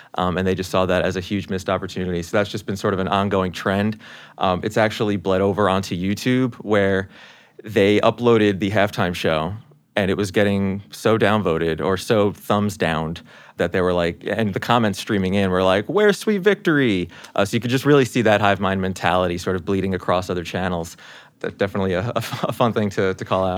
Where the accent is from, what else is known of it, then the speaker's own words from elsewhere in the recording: New York, United States; born and raised in New York